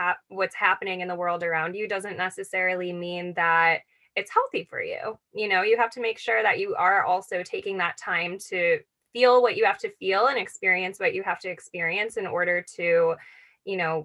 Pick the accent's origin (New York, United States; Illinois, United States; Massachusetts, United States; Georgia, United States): New York, United States; Buffalo; moved away; Growing up in Buffalo, New York